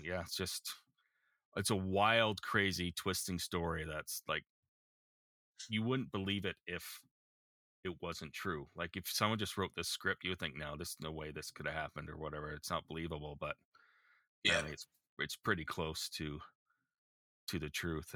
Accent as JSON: {"language": "English", "country": "Canada", "said": "as a Canadian"}